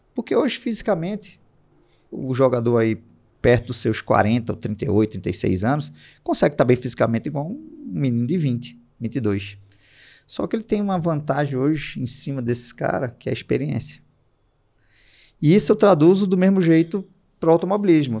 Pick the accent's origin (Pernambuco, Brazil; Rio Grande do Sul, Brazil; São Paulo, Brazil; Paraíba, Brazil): Pernambuco, Brazil; Recife; eu sou de Recife